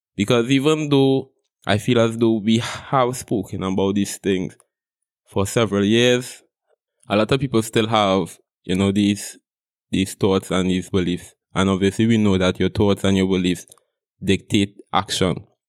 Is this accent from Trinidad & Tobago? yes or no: yes; Trinidad & Tobago; I am Trinidadian, from Trinidad and Tobago